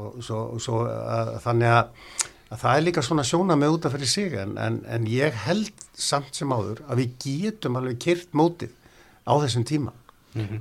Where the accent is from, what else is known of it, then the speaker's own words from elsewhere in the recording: Neskaupstaður, Eastern Region, Iceland; moved away; also born or lived in Ísafjörður; Ég er frá Neskvæmstað